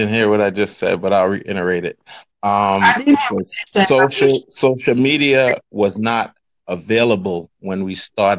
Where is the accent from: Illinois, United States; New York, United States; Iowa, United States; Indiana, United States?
New York, United States; Brooklyn; I'm from Brooklyn, New York, and my brand is the Low Life brand.